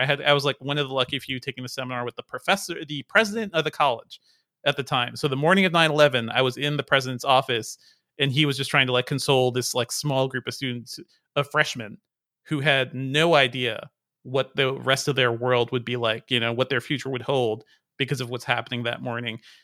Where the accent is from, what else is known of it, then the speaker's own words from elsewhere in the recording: New England, United States; I grew up in New England